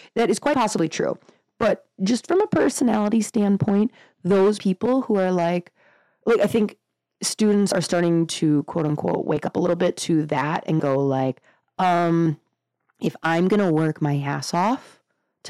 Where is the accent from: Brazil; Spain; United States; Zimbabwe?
United States; Northern Wisconsin; just Northern Wisconsin